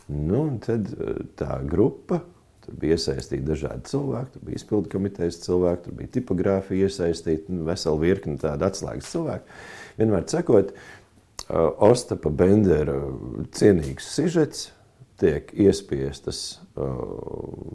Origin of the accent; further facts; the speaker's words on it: Talsi, Talsi Municipality, Latvia; now in Kuldīga, Latvia; dzimis Talsos un atgriezies esmu savā senču pilsētā, jo te ir, kā teikt, cēlusies man dzimta